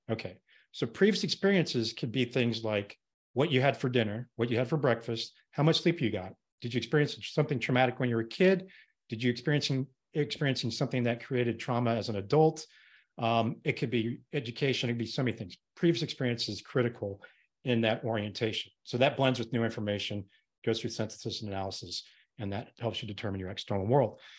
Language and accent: English; Colorado, United States; I grew up in Colorado, went to the University of Colorado